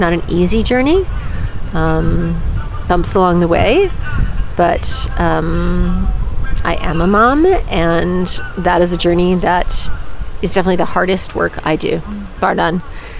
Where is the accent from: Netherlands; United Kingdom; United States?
United States; Yeah, well, I'm American. There's, there's plenty to not be proud of.